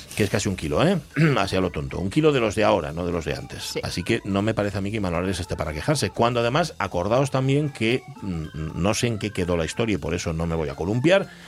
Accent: Gijón, Asturias, Spain; como somos los de Gijón

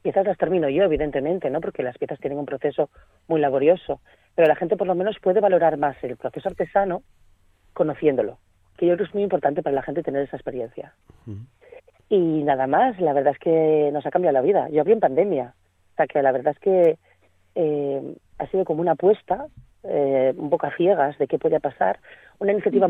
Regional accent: Laviana, Asturias, Spain; moved away as an adult; also born or lived in Barcelona; now in Candamo, Spain; soy oriunda de La Viana

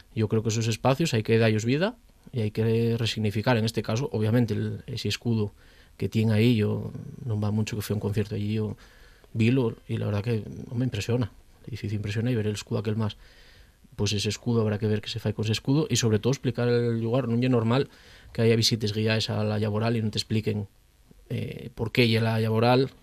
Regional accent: Pravia, Asturias, Spain; soy, de Pravia, entonces pues, puedo, reivindicar mi concello

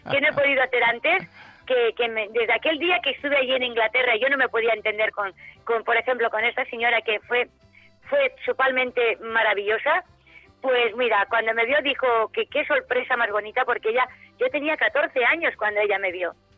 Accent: Cáceres, Extremadura, Spain; soy de Cáceres, soy extremeña

